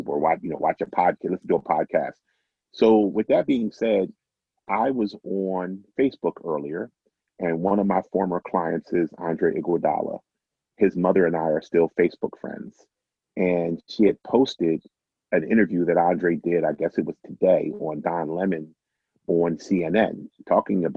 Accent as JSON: {"language": "English", "town": "Philadelphia", "region": "Pennsylvania", "country": "United States", "said": "my time, you know, as a Philadelphian"}